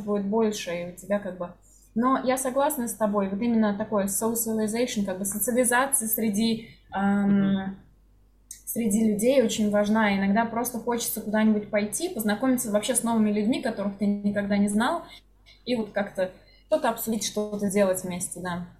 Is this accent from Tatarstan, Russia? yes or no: yes; Kazan, Tatarstan, Russia; moved away as an adult; Для меня Казань, в принципе, была таким городом. То есть я уехала mm-hmm. только из-за работы в целом